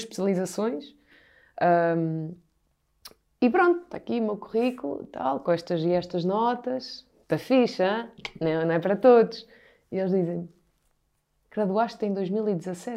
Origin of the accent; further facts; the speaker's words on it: Portugal; moved away as an adult; also born or lived in United States; nós gostamos de ver enquanto portugueses, é futebol